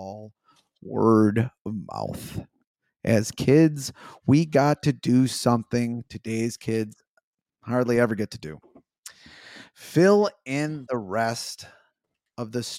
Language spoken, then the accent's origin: English; Chicago, Illinois, United States; growing up on the South Side